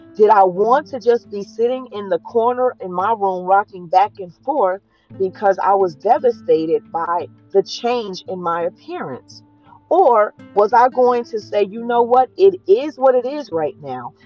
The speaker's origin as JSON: {"language": "English", "region": "New Jersey", "country": "United States", "tie": "born or raised there", "said": "I was a dark skinned girl growing up in New Jersey"}